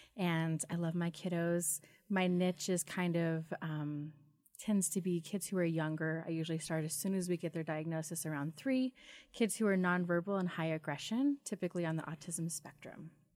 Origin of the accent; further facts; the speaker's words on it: Wilder, Idaho, United States; I am from Idaho, born and raised. Uh, I actually grew up in Wilder.